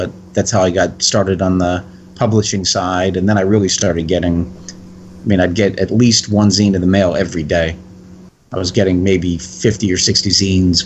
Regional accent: Connecticut, United States; moved away; also born or lived in New Jersey; Growing up in Connecticut in the 70s

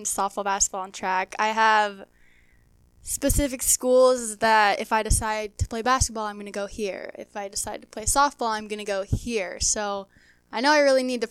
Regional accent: York, Nebraska, United States; Growing up in York

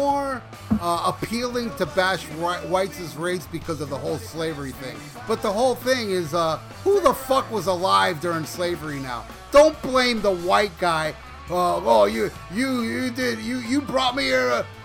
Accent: Hialeah, Florida, United States; also born or lived in Miami; when I visit Hialeah, my hometown.

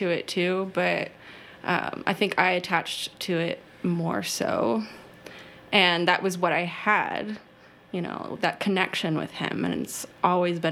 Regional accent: Cape Coral, Florida, United States; moved away as an adult; also born or lived in Ringgold, Georgia; now in Indianapolis, United States; I grew up in Cape Coral, Florida, and went to high school

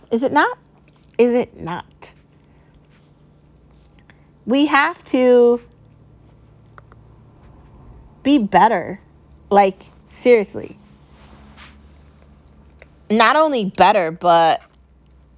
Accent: United States; I love being an American, okay? I love my home country

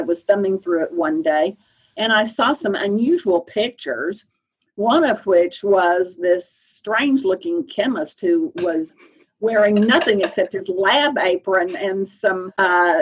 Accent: Oklahoma, United States; also born or lived in Austin, Texas / Purdue, Indiana; I grew up in Oklahoma and went to the University of Oklahoma

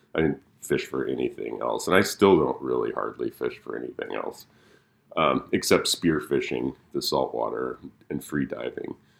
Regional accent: Olympia, Washington, United States; Actually grew up in Olympia, Washington, and moved back in two thousand twelve

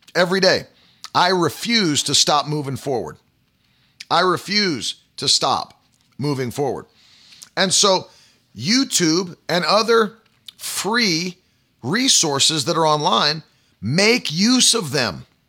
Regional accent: West Virginia, United States; moved away; when I was a, a kid, like, you know, growing up in West Virginia

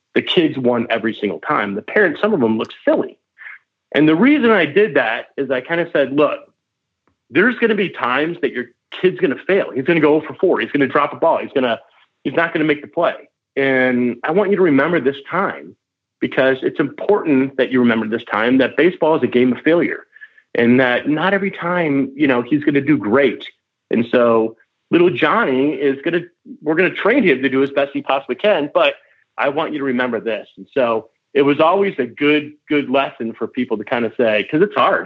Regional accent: Michigan, United States; I grew up in Michigan

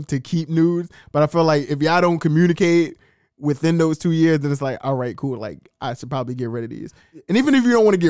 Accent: New York, United States; I'm from New York

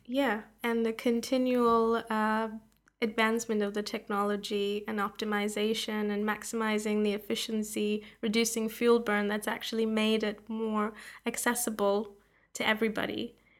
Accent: Canada; moved away as an adult; also born or lived in Toronto, Canada / Canberra, Australia; now in Oxford, United Kingdom; I'm from Canada.

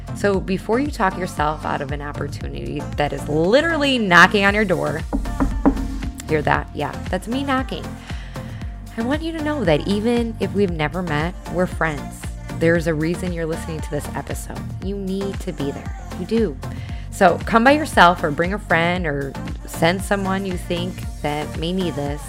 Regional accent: Chicago, Illinois, United States; now in Charleston, United States; I'm from Chicago

